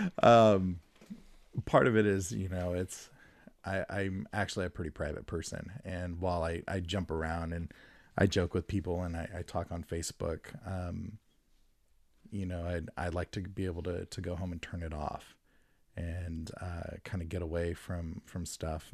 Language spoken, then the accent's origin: English; Stockton, California, United States; I grew up in Stockton